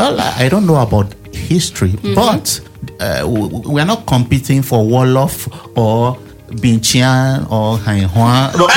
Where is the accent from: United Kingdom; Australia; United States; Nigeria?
Nigeria